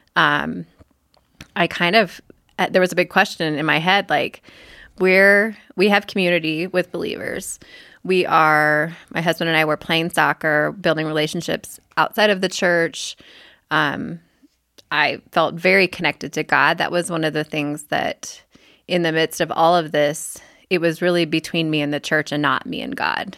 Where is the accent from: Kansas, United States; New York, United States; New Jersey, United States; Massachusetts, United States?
Kansas, United States; moved away; also born or lived in Oklahoma; I grew up in Kansas